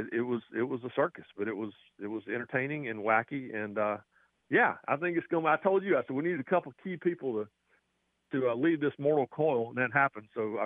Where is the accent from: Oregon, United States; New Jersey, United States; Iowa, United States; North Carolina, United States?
North Carolina, United States; Raleigh; I grew up in Raleigh.